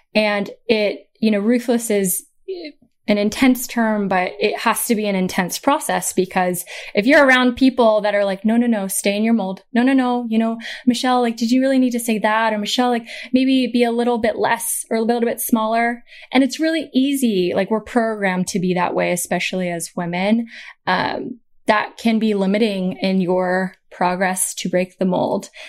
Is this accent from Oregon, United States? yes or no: yes; Portland, Oregon, United States; I'm from Portland, Oregon, so the West Coast of America. Um, we, uh, you know, my sister and I, so I'm the oldest child.